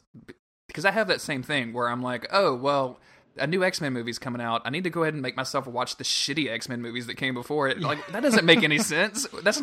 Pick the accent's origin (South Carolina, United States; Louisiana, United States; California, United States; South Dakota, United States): Louisiana, United States; I growing up in Louisiana